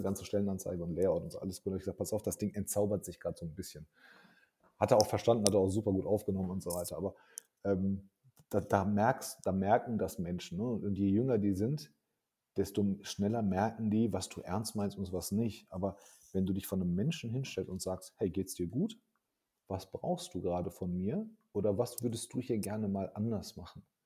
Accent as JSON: {"language": "German", "town": "Hagen", "region": "North Rhine-Westphalia", "country": "Germany", "tie": "born or raised there", "said": "aber ich komme aus Hagen, ich bin in Deutschland geboren."}